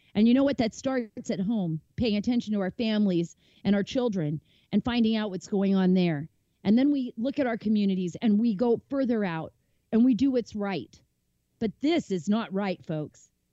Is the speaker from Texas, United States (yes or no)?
no; Montclair, California, United States; also born or lived in Saudi Arabia; I grew up in a neighborhood, a neighborhood that was poverty stricken in Montclair, California